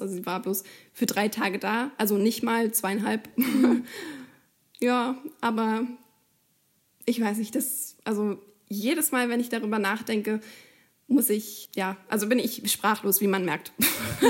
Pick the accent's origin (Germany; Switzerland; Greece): Germany; wir kommen ja beide offensichtlich aus Deutschland